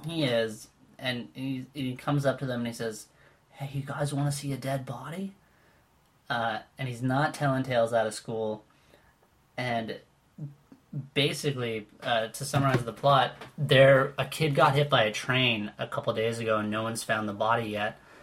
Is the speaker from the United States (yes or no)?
no; Winnipeg, Manitoba, Canada; now in Toronto, Canada; I grew up in Winnipeg